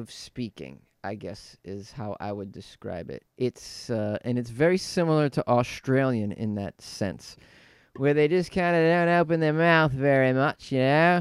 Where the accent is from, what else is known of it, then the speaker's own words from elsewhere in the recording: Haverhill, Massachusetts, United States; moved away; I'm from a town north of Boston, a real working class